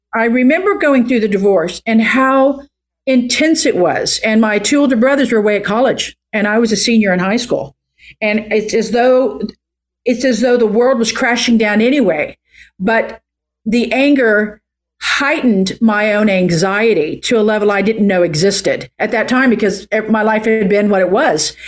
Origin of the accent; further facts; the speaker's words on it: Oklahoma, United States; moved away as an adult; now in California, United States; I'm from Oklahoma